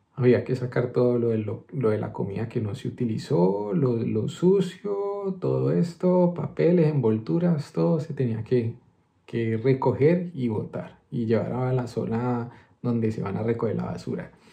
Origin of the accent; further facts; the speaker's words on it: Colombia; also born or lived in Madrid, Spain; now in Spain; somos nosotros los colombianos